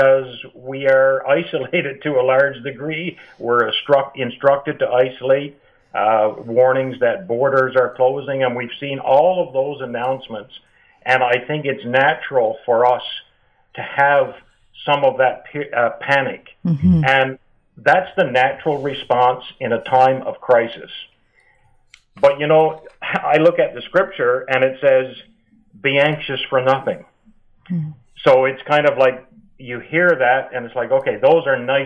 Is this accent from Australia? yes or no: no; Newfoundland and Labrador, Canada; accent: East Coast twang; practiced in Newfoundland, which I don't know if you can pick up from my accent or not